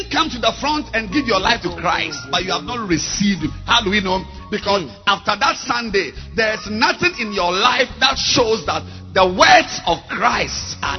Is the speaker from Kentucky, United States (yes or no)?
no; New York, United States; English is a second language; I came from Harlem, New York.